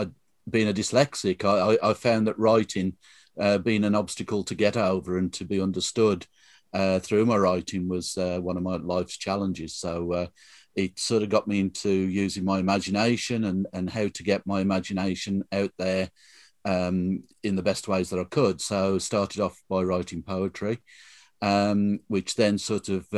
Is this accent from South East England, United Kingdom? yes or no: no; Tipton, West Midlands, United Kingdom; accent: Black Country; I was brought up in Tipton, so we've got much more flatter sounds